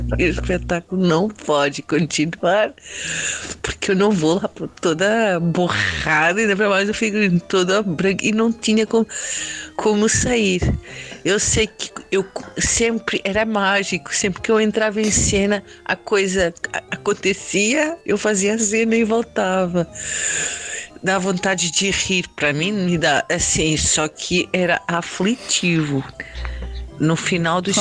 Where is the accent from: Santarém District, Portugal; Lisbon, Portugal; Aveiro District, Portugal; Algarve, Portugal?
Lisbon, Portugal; moved away as an adult; now in Campinas, Brazil; Eu sou portuguesa, sou de Lisboa, de Portugal, e moro aqui no Brasil, mais propriamente em Barão Geraldo, em Campinas, estado de São Paulo, desde 2012